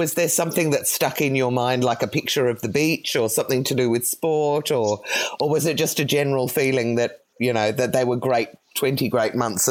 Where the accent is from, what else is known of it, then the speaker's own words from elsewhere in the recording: England, United Kingdom; also born or lived in Cyprus; now in Australia; the reason we ended up moving to Australia, because I grew up in England as well.